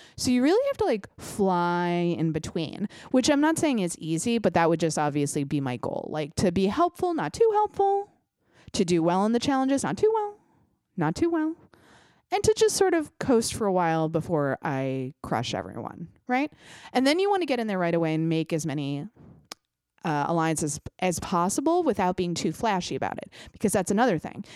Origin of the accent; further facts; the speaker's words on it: United States; As an American